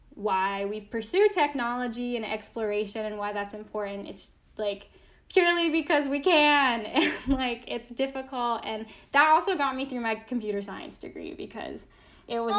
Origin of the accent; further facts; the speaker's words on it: United States; I still love being American.